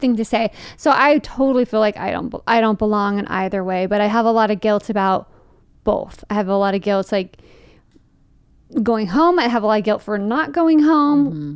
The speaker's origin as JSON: {"language": "English", "town": "Fremont", "region": "California", "country": "United States", "tie": "born or raised there", "moved": "yes", "said": "growing up in Fremont, which is weird because it is just, like, twenty-five minutes out of, away from San Francisco"}